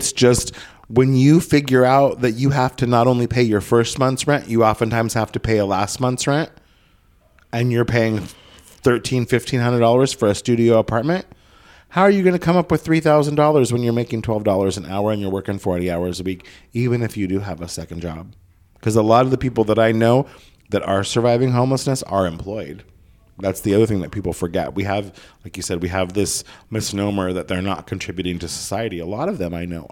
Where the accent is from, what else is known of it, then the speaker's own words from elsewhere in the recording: Southern Oregon, United States; moved away; It's not affordable in my hometown anymore, in Southern Oregon, in a town of 7,000 people